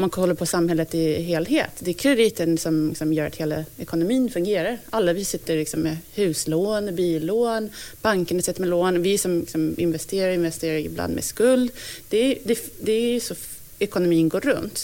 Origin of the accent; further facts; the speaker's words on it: United States; now in Sweden; jag som amerikan